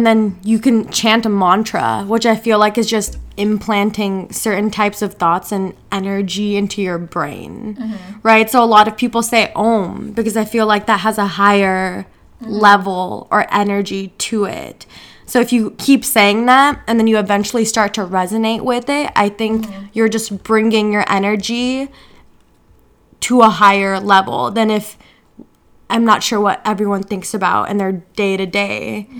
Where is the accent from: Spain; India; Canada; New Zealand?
India; So I'm Indian, if you don't know.